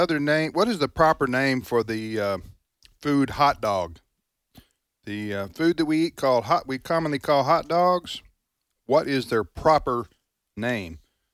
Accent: Mississippi, United States; my home state of Mississippi

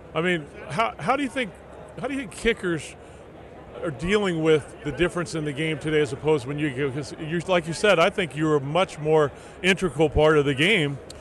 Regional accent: Southern California, United States; my hometown of Southern Cal

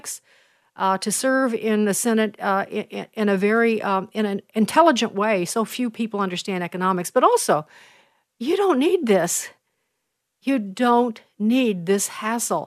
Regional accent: Chicago, Illinois, United States; I'm from Chicago

